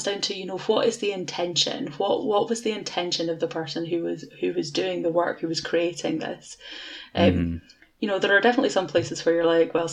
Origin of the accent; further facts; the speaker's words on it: Edinburgh, Scotland, United Kingdom; I'm from Edinburgh